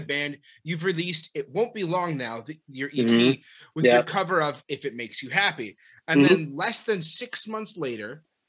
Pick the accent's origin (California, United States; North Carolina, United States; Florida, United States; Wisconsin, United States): Wisconsin, United States; Madison